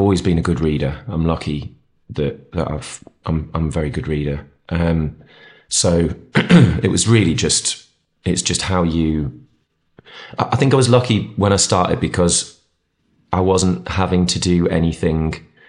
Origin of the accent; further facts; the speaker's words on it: East of England, United Kingdom; moved away as an adult; now in North East England, United Kingdom; I was born in the Northeast, lived here till I was 4 or 5. My dad got a job down near, well, between Ipswich and Cambridge, so East Anglia. Grew up there till I was 18 and then came back up for uni and stuff and then stayed.